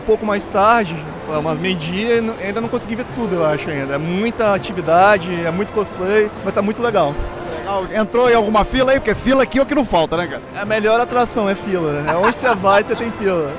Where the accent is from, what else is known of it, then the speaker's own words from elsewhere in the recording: Vitória, Espírito Santo, Brazil; sou lá de Vitória, Espírito Santo